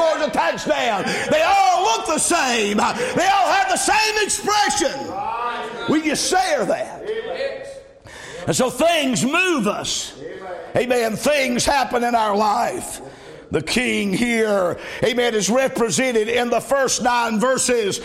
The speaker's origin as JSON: {"language": "English", "region": "the South", "country": "United States", "said": "I'm from the South"}